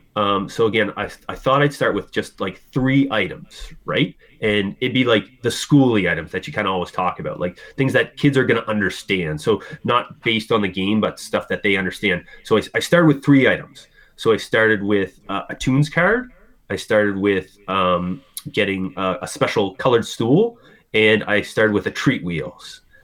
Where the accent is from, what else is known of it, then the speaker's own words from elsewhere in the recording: Halifax, Nova Scotia, Canada; I'm from Halifax, Nova Scotia, Canada.